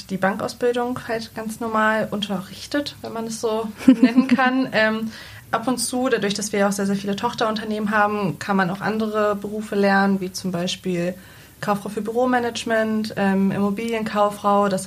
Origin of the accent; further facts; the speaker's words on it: Salzgitter, Lower Saxony, Germany; also born or lived in Braunschweig; ich komme aus Salzgitter, ähm, hab, bin in Braunschweig geboren, habe da ein paar Jahre gelebt, aber da war ich doch noch sehr, sehr klein. Dann sind wir sehr, sehr schnell nach Salzgitter gezogen.